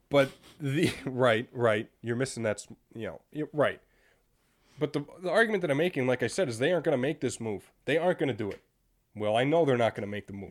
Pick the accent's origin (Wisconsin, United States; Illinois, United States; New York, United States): Wisconsin, United States; Green Bay; I'm from Green Bay